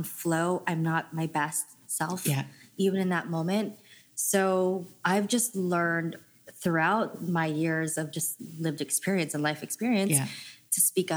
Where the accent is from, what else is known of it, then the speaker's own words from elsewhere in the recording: San Jose, California, United States; I grew up in San Jose